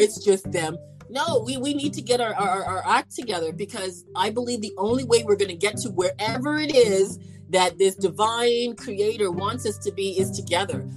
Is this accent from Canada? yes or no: yes; Canada; I'm from Canada